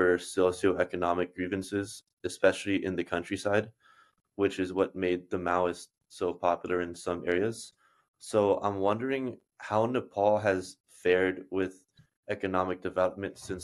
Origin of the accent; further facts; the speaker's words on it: United States; my experience as an American